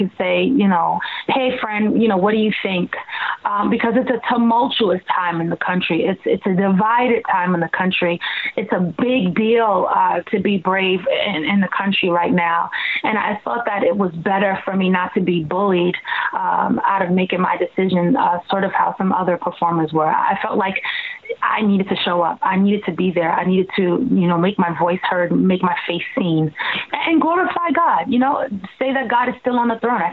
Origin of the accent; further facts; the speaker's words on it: Long Island, New York, United States; I'm from Long Island